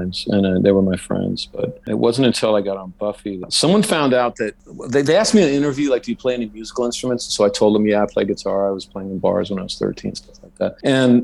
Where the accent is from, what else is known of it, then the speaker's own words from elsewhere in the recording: Modesto, California, United States; the big theater in my hometown, Modesto, was called the Modesto Youth Theater